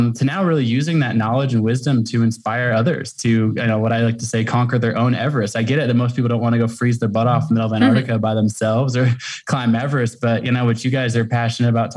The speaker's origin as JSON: {"language": "English", "town": "Portland", "region": "Oregon", "country": "United States", "tie": "born or raised there", "moved": "yes", "lives_now": "Jackson Hole, United States", "said": "I grew up in Portland, Oregon, and have kind of lived all over the world and the country."}